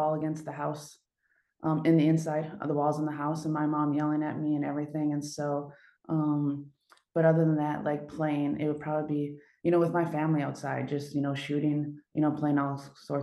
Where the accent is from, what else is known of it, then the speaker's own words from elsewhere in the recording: Port Wing, Wisconsin, United States; moved away as an adult; also born or lived in Superior, Wisconsin; now in Italy; I'm actually from Port Wing, which is like 45 miles east of it.